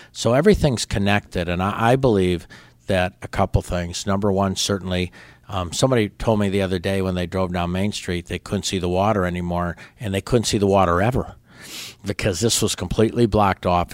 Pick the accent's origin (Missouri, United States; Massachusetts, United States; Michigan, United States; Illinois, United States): Illinois, United States; La Grange; moved away as an adult; also born or lived in Berwyn, Illinois / Brookfield, Illinois; now in Pensacola, United States; when I was in fifth grade, my family moved right next door to a place called LaGrange, Illinois. So until I went to college, I stayed there